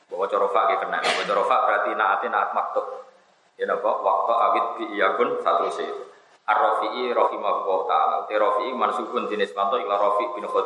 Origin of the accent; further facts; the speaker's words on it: Java north coast, Indonesia; Saya ini orang Pantura, jadi nggak suka nyindir.